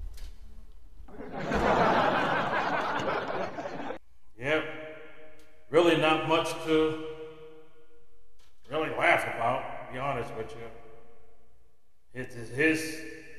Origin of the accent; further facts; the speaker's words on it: United States; as an American citizen